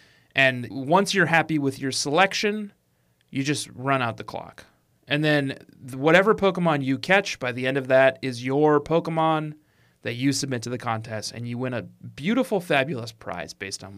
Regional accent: Colorado, United States; I'm from Colorado.

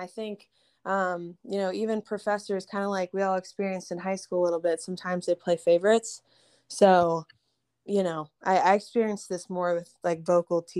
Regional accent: Texas, United States; also born or lived in Boston; I was from Texas

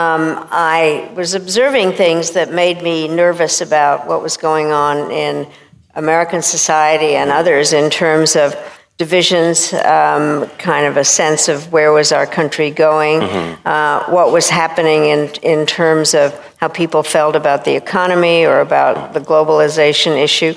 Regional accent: Czechia; I was born in Czechoslovakia in 1937

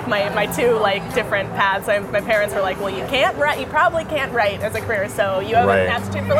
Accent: Bay Area, California, United States; moved away as an adult; now in Los Angeles, United States; I'm from the Bay Area.

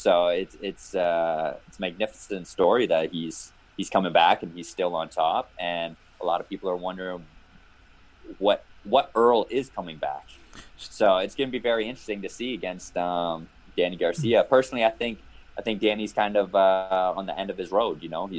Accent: Canada; Yes, very rare Canadian.

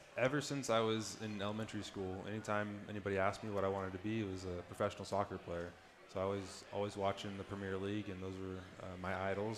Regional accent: Plano, Texas, United States; also born or lived in St. Louis, Missouri; I was born in St. Louis, Missouri, but I moved to Plano um, before I turned one

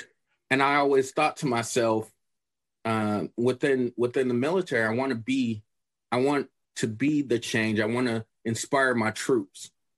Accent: Chicago, Illinois, United States; Well, growing up in Chicago, I'm pretty sure that with anyone who's talking about Chicago and that's from Chicago, they have different opinions

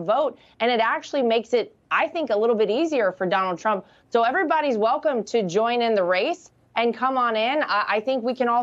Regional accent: North Carolina, United States; my home state of North Carolina

